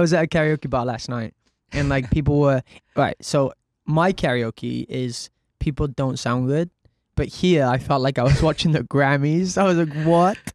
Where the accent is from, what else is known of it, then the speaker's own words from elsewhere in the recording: Cardiff, Wales, United Kingdom; I grew up in Cardiff, um, very normal background